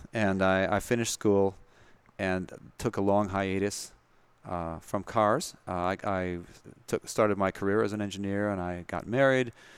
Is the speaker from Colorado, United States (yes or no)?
no; Madison, Wisconsin, United States; moved away as an adult; also born or lived in California; Madison, Wisconsin, born and raised in Madison and, uh, went to high school and college there, University of Wisconsin